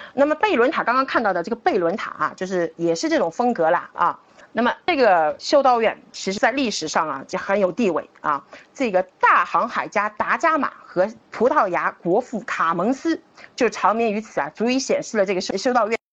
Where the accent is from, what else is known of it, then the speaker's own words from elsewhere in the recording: Shanghai, China; 我们上海人